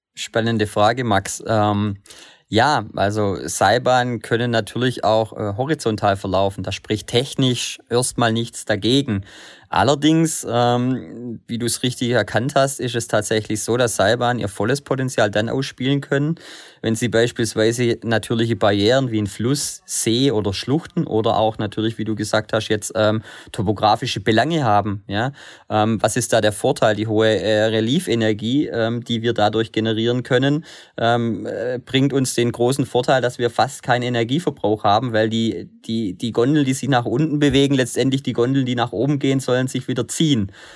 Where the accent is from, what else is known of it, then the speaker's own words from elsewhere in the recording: Germany; also born or lived in Stuttgart; bei uns in Deutschland